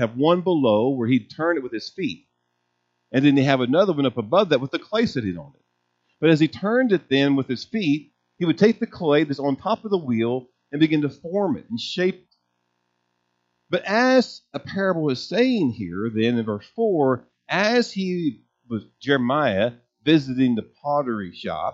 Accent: United States; us being American Christians

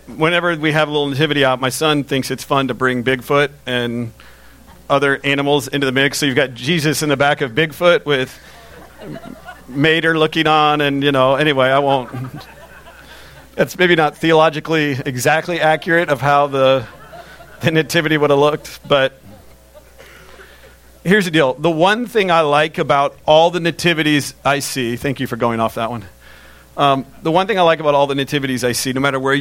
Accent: Lakeland, Florida, United States; When I was younger, my mom worked, we grew up in Lakeland, and she worked for Florida Baptist Children's Home, which is in Lakeland

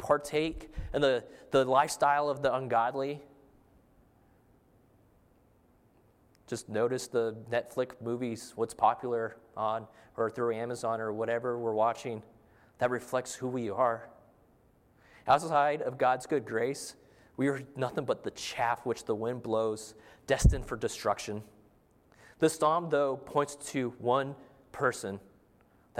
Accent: Arizona, United States; I'm from Arizona, and growing up out in the desert, there's not much water.

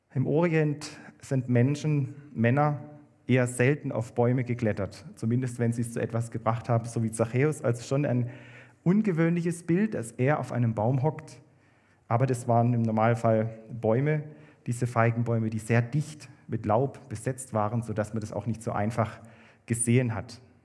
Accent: Kaiserstuhl, Baden-Württemberg, Germany; moved away; also born or lived in Bad Liebenzell; Ich komme ja vom Kaiserstuhl an der Grenze zu Frankreich

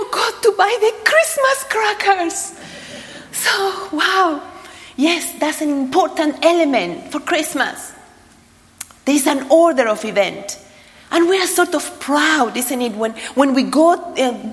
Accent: Argentina; moved away; I was brought up in Argentina

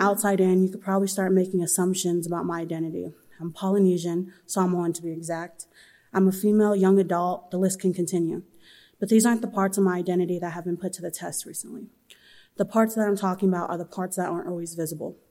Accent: Southern California, United States; I'm from Southern California.

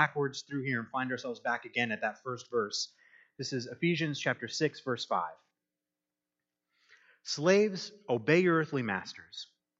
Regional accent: Michigan, United States; moved away as an adult; also born or lived in Kansas / Texas; I'm from Michigan

